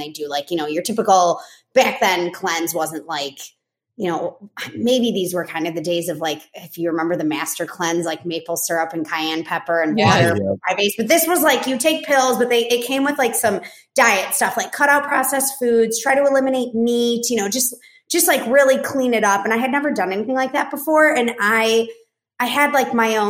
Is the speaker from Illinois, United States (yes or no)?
yes; Chicago, Illinois, United States; moved away as an adult; also born or lived in Boulder, Colorado / Argentina; I grew up in Chicago.